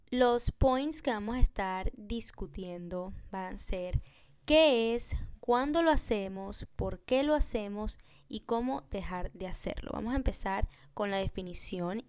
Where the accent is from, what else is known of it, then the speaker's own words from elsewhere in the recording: Venezuela; now in Peru; yo soy de Venezuela